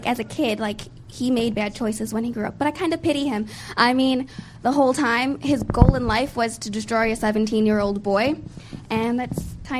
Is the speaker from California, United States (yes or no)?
no; Oak Forest, Illinois, United States; I'm from Oak Forest, Illinois.